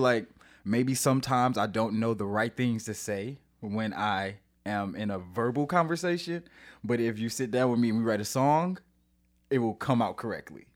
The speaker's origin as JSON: {"language": "English", "town": "St. Louis", "region": "Missouri", "country": "United States", "moved": "as an adult", "lives_now": "San Diego, United States", "said": "I am from Saint Louis, Missouri. Um, I actually live in San Diego now"}